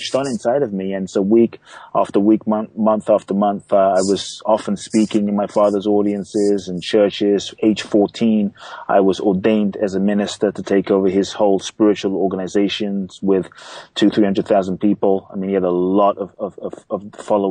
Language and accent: English; London, United Kingdom; moved away as an adult; also born or lived in Ghana; now in United States; I was born in Ghana, West Africa. My father's from Ghana. My mother's Japanese. I grew up in London. I live in the U.S. for over 18 years now.